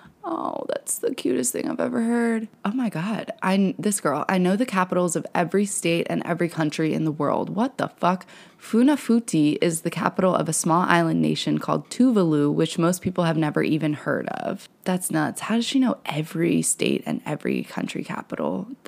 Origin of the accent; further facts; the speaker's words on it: New Jersey, United States; I feel you, girl. I'm from New Jersey.